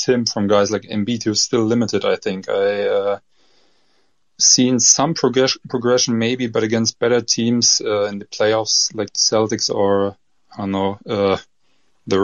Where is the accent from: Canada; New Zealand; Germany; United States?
Germany; accent: German; English is a second language; my accent from Germany